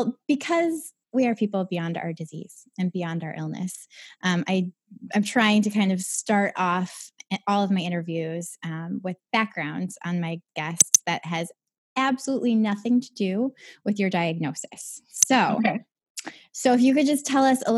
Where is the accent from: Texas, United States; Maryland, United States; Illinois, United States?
Illinois, United States; Rockford; I'm from Rockford, right?